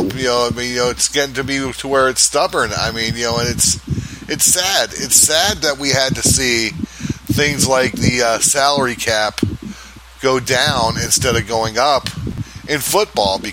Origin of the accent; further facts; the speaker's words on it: Florida, United States; my home state is doing in Florida